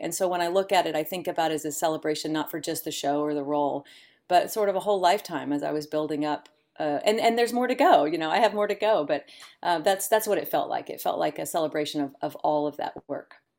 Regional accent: Elk City, Oklahoma, United States; moved away as an adult; also born or lived in Tulsa, Oklahoma; now in New York, United States; I grew up in, in, on the other side of the state in Elk City, Oklahoma, and then sort of all over the state

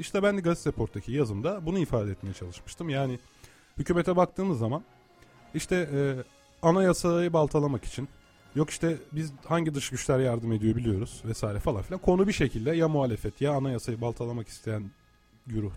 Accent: Turkey; sen de ben de bu topraklarda doğduk değil mi? Yıllardır buralarda yaşıyoruz.

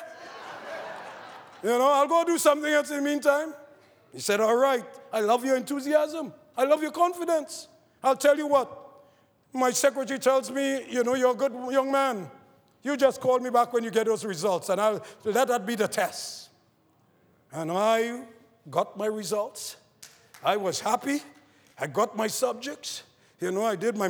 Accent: Trinidad & Tobago; growing up in Trinidad, in a poor family

